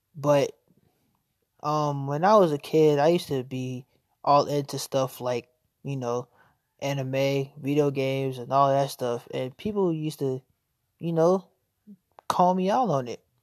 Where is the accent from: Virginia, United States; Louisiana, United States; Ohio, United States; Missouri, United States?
Virginia, United States; Norfolk; also born or lived in Chesapeake, Virginia; I was born and raised in Virginia, specifically Norfolk.